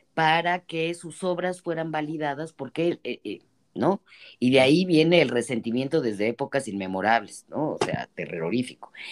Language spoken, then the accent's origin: Spanish; Mexico; las mexicanas, somos hijas de la revolución